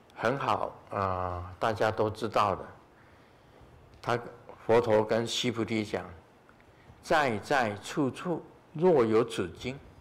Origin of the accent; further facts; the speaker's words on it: Taiwan; 我们台湾话